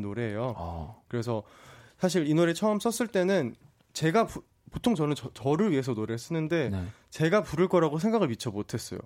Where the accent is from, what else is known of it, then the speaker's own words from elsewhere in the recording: Gwangju, South Korea; 저는 광주입니다.